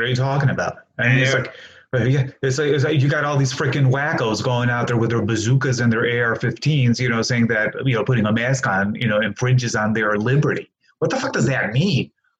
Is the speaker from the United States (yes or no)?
yes; Hammond, Indiana, United States; I was born here. I was born in Hammond, Indiana. I am a Hoosier, you know, believe it or not. I was born in St. Margaret's Hospital over there.